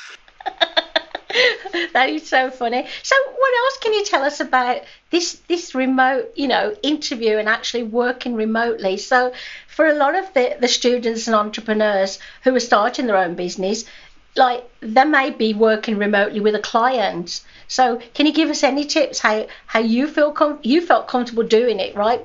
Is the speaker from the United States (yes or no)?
no; United Kingdom; I'm a Brit